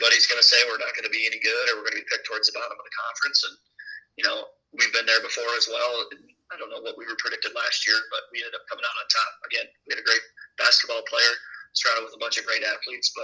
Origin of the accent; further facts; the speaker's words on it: Bernard, Iowa, United States; also born or lived in Cascade, Iowa / Dyersville, Iowa; I'm actually from Bernard, small story, so I've been around Cascade pretty much my whole life as well, even though I went to Beckman